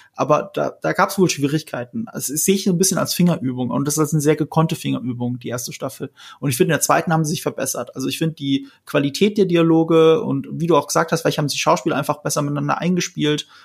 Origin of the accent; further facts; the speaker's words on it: Rhineland-Palatinate, Germany; ich komme aus Rheinland-Pfalz, wo viele US-Soldaten stationiert sind